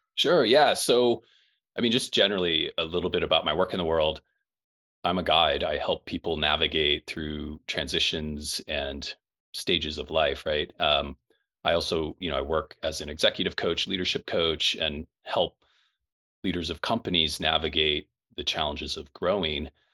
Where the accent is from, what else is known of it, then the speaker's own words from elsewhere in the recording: Quincy, Illinois, United States; grew up in Quincy, Illinois